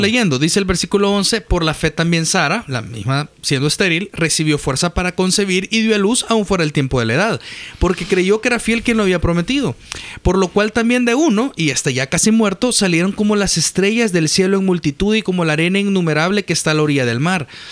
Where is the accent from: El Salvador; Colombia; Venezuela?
El Salvador; yo como salvadoreño